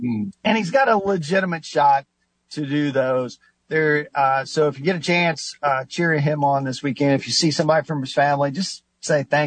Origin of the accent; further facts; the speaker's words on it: Knox County, Indiana, United States; I'm from Knox County